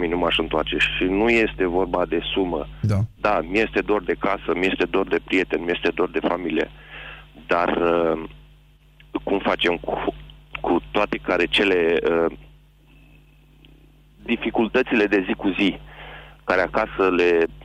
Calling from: England, United Kingdom; Uh, din Anglia.

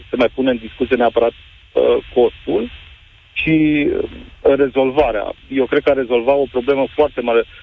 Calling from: Timișoara, Timiș County, Romania; Domnilor, bună ziua, vă sunt din Timișoara.

